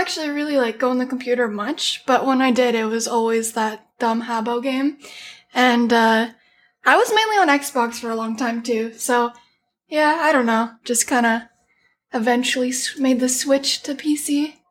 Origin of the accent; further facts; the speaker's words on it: Calgary, Alberta, Canada; More specifically, I'm from Calgary, Alberta in Canada.